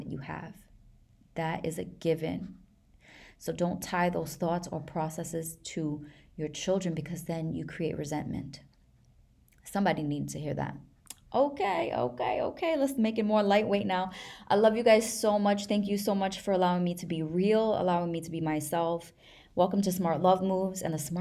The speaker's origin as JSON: {"language": "English", "region": "New York", "country": "United States", "said": "I'm from New York"}